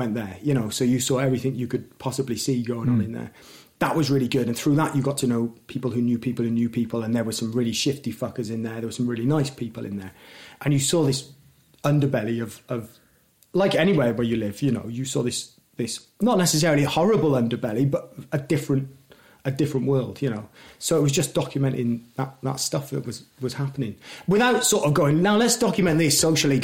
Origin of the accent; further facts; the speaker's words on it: Newport, Wales, United Kingdom; we're all from Newport